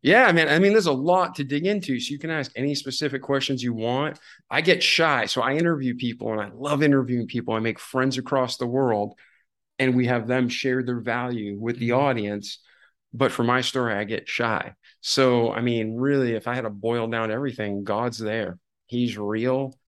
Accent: Massachusetts, United States; I was born in Massachusetts

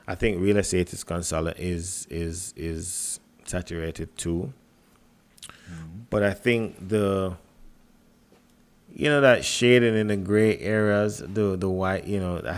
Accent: Jamaica; as a Jamaican

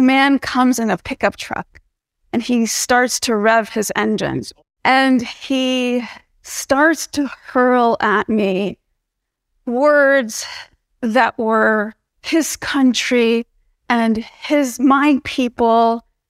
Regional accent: New Jersey, United States; but I was born and raised in New Jersey in the United States.

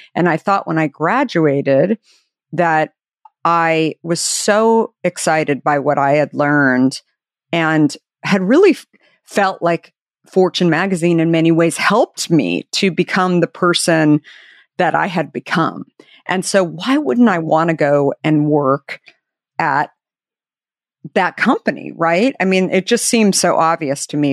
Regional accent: Arizona, United States; I grew up in Arizona

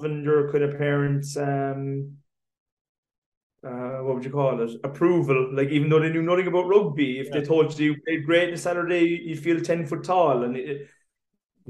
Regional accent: Ballincollig, Munster, Ireland; I grew up in Ballincollig

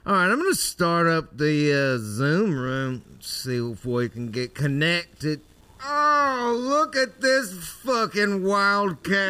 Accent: South Louisiana, United States; moved away; when I was growing up in South Louisiana

